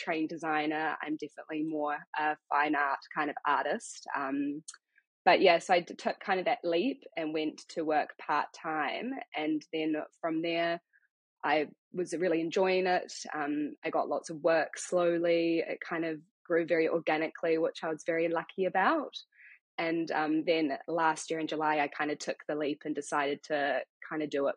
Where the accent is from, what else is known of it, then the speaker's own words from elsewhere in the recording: Auckland, New Zealand; also born or lived in London; I am born and bred in Tamaki Makaurau, Auckland. So I've kind of been here my whole life.